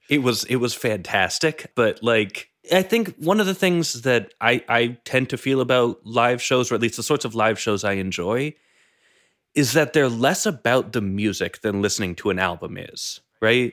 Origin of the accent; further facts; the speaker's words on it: New England, United States; I grew up in New England